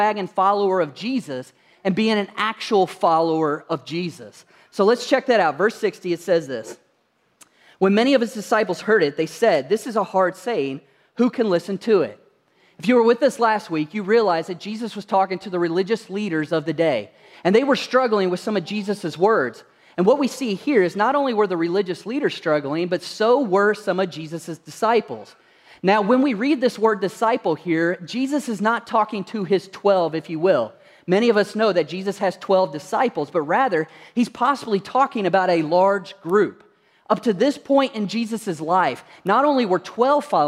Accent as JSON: {"language": "English", "region": "Kentucky", "country": "United States", "moved": "yes", "said": "I come from Kentucky originally"}